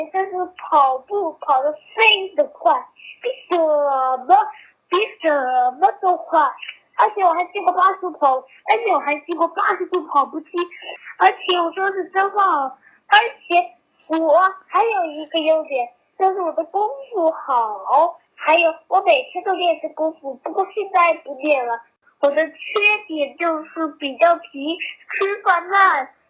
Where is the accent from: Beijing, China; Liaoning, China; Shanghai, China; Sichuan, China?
Liaoning, China; 我来自东北辽宁，我非常喜欢听你的节目